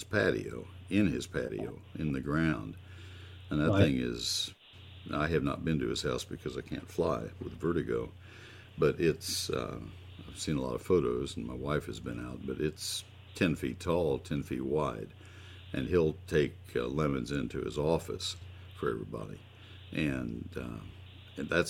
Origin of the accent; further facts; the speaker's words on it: Texas, United States; the great state of Texas. It's my home state